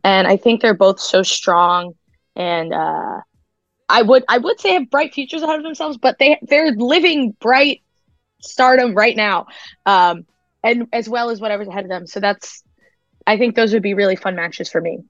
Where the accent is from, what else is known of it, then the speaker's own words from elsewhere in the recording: Long Island, New York, United States; where I'm from, I'll tell them Long Island straight up